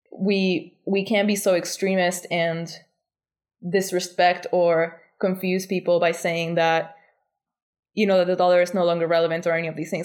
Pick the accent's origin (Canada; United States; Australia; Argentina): Argentina; now in Bali, Indonesia; I come from Argentina, which is a really complicated country